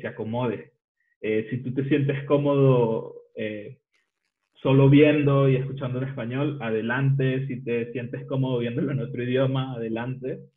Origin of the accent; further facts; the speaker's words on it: Venezuela; el de Venezuela, porque no tenemos tantas, eh, un acento tan marcado como el mexicano